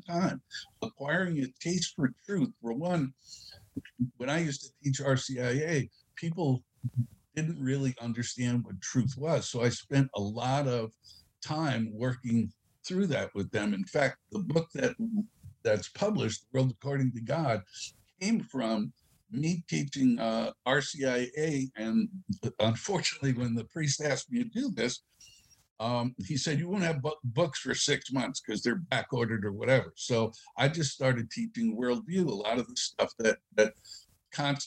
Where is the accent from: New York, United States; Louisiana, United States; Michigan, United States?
New York, United States; New York City; I was from the Bronx